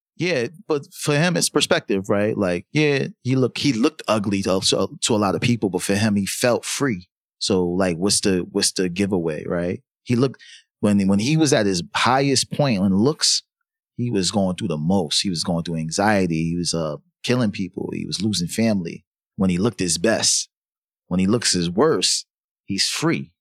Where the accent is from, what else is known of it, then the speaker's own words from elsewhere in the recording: New York City, New York, United States; I'm from I'm from uptown, I'm from Harlem